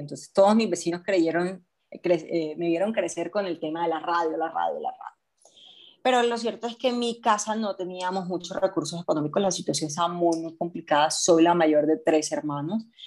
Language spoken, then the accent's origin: Spanish; Barranquilla, Atlántico, Colombia; moved away as an adult; now in Medellín, Colombia; soy de Barranquilla, pero vivo hace más o menos 8 o 9 años en Medellín.